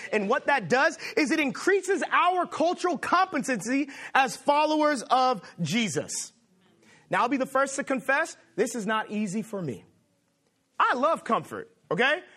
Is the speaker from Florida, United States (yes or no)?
no; Los Angeles, California, United States; now in Boston, United States; I am from Los Angeles